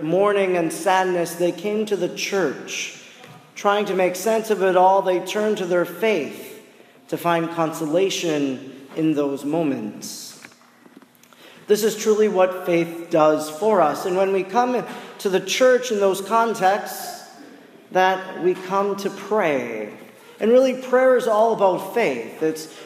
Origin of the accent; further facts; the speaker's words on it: Oconto, Wisconsin, United States; where I come from, in my hometown of Oconto